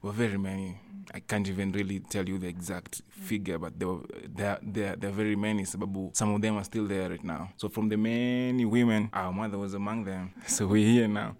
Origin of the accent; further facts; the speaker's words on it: Ndhiwa, Homa Bay County, Kenya; I was born in Ndiwa with my twin brother.